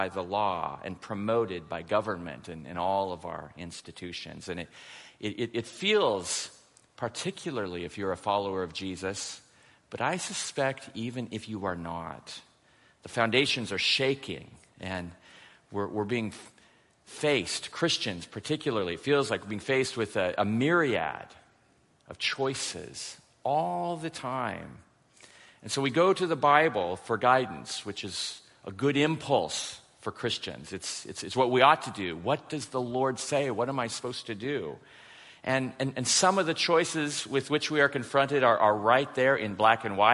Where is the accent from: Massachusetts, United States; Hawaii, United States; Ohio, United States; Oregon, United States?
Oregon, United States; Portland; I'm from Portland, Oregon